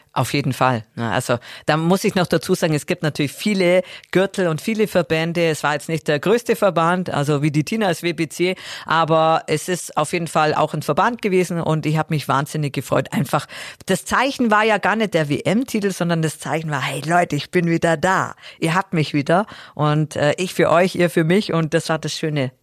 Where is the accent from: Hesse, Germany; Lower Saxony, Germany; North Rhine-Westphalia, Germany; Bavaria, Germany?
Bavaria, Germany; Augsburg; in der Sporthalle Augsburg dann gemacht, in meiner Heimatstadt